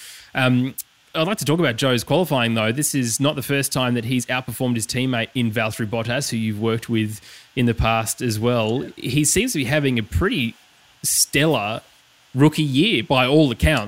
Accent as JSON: {"language": "English", "country": "Australia", "said": "as an Australian"}